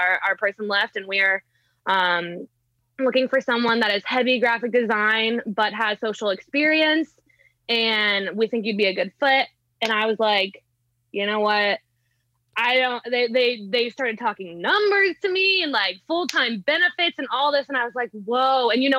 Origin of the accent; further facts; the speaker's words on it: Kansas City, United States; Like I've never moved out of my hometown, like Kansas City Chiefs.